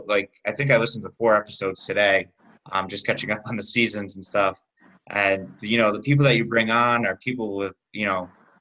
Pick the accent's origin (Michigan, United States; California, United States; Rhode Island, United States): Rhode Island, United States; I'm actually from Rhode Island, and URI is like down the street from where I am